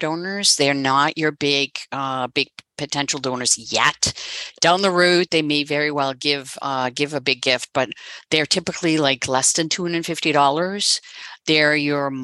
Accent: Netherlands; moved away as an adult; now in United States; I'm originally from the Netherlands

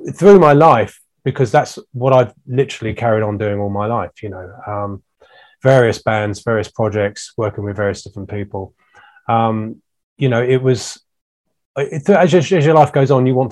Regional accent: Ashdown Forest, Sussex, South East England, United Kingdom; I was brought up in the Ashdown Forest in Sussex

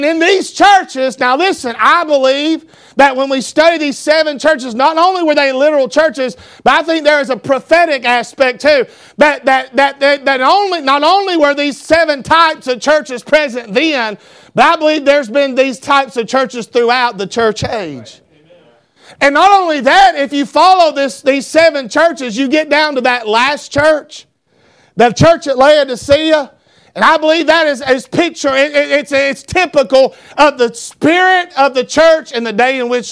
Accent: North Georgia, United States; I grew up in North Georgia, and I thank God for where I grew up, how I was raised

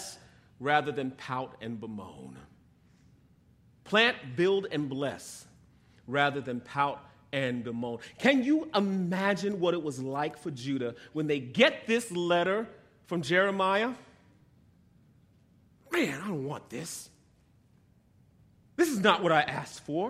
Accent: New York, United States; moved away as an adult; I grew up in New York, so here we are on Long Island visiting family

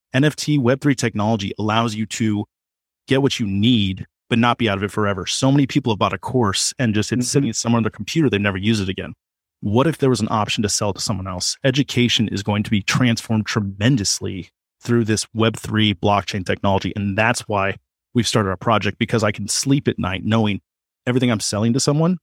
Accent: Kansas, United States; I'm from Kansas.

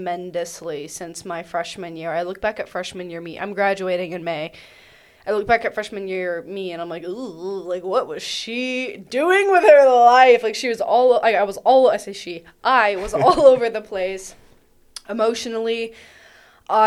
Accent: Athens, Georgia, United States; I grew up in Athens, half a mile from UGA

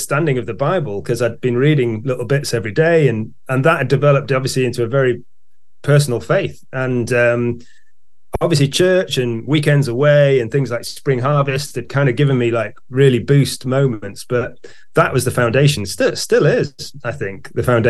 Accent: Knutsford, North West England, United Kingdom; also born or lived in Cheltenham; I was born in Cheltenham, and then when I was five, we moved to Knutsford, where I currently live. I did go away briefly, but came back. So I grew up here in Cheshire

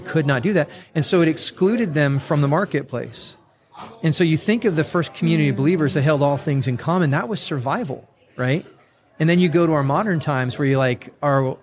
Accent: San Diego, California, United States; also born or lived in Murrieta, California; I grew up North County, San Diego, and I live probably about 40 minutes from there in a, a town called Murrieta, California

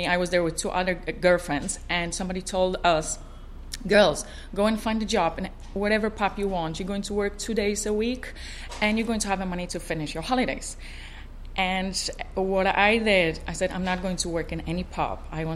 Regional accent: Poland; moved away as an adult; also born or lived in Ireland / Portugal; I was born in Poland. I'm Polish, 100% Polish

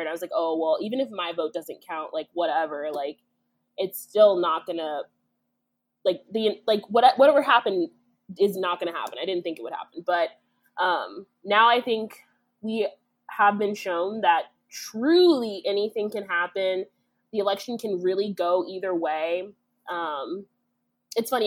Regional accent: Kansas, United States; now in Illinois, United States; Kansas is my home state

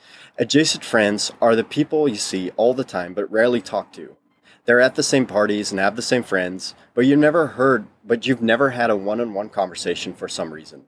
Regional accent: Netherlands; first language Dutch; English is a second language; moved away; we had both been born and raised in the Netherlands.

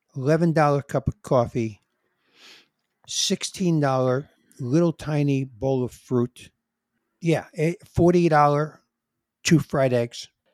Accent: New York City, New York, United States; I'm a New Yorker, and my blood is in New York

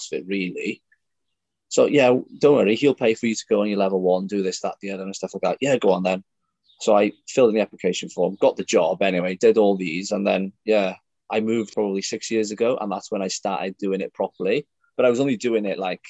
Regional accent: North Wales, United Kingdom; also born or lived in Aberystwyth; So originally I'm from North Wales

